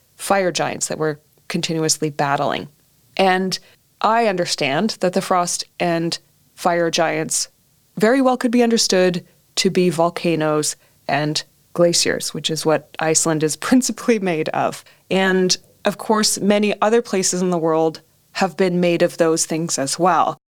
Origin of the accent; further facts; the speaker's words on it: Canada; growing up in Canada